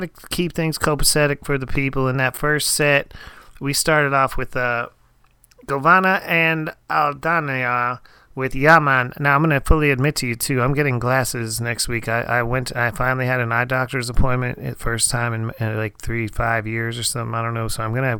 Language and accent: English; Erie, Pennsylvania, United States; now in Texas, United States; I am now currently staying up in my hometown. I'm in my teenage bedroom right now, actually, in Erie, Pennsylvania.